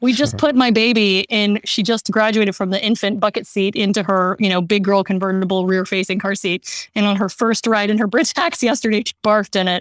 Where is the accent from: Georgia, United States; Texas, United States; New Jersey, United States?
Texas, United States; Austin; I grew up in Austin, Texas